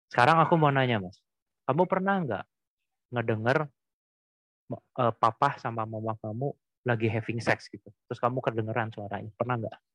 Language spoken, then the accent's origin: Indonesian; Cirebon, West Java, Indonesia; kalau dulu kan di kampung halamanku di uh, ini Cirebon kan kota kecil ya